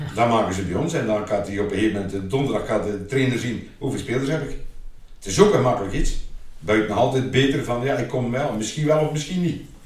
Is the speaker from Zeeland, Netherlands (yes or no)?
yes; IJzendijke, Zeeland, Netherlands; also born or lived in Oostburg / Terneuzen / Waterlandkerkje; ik ben altijd naar school geweest in Nederland. Eh, lager en middelbaar. Eerst in IJsendijk, was de lagere school